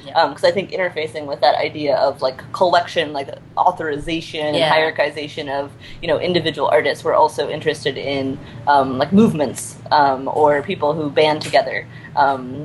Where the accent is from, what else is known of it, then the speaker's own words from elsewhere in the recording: Indiana, United States; I'm from Indiana